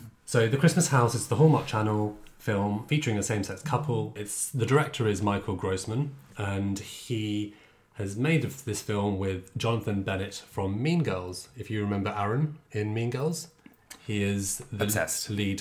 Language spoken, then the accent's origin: English; England, United Kingdom; I grew up in England